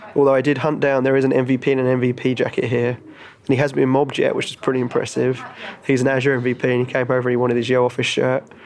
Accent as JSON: {"language": "English", "region": "London", "country": "United Kingdom", "tie": "born or raised there", "moved": "yes", "said": "We are in London, my hometown"}